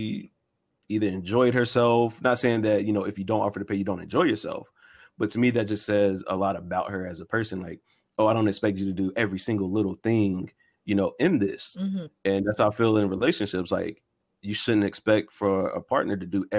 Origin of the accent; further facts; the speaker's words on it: the South, United States; I was raised in the South